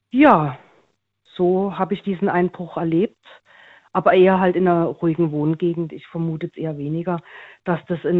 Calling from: Karlsruhe, Baden-Württemberg, Germany; Ich bin aus dem Raum Karlsruhe.

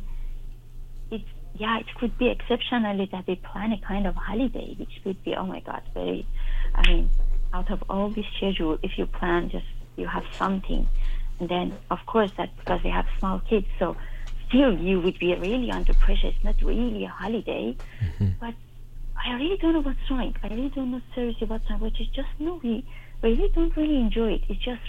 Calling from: Germany; I'm calling you from Germany.

